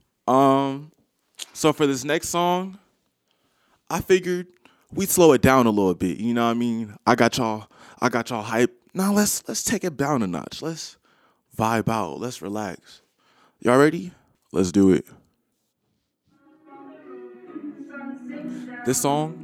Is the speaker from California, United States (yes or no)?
yes; San Francisco, California, United States; I grew up in the Bay Area, San Francisco, born and raised